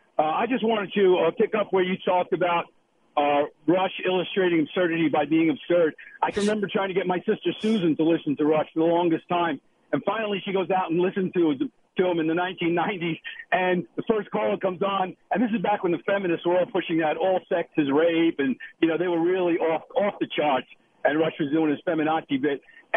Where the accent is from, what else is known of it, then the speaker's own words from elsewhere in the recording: New York, United States; we're all from New York